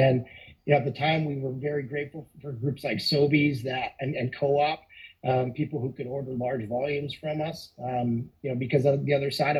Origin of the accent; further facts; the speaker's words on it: Balzac, Alberta, Canada; we grew up in Balzac